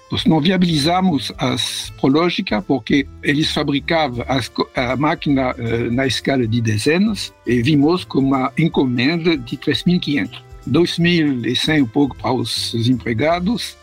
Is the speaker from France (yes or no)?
yes; Paris, Île-de-France, France; Portuguese is a second language; moved away as an adult; also born or lived in Rio de Janeiro, Brazil; eu nasci em Paris, França, em 1945.